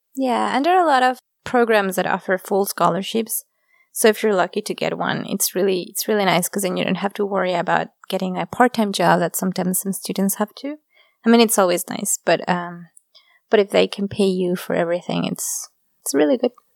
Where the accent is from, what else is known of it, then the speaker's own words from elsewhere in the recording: Mexico; moved away as an adult; also born or lived in Japan / Germany; I'm come from Mexico, and Mexico, like, families are really close to each other.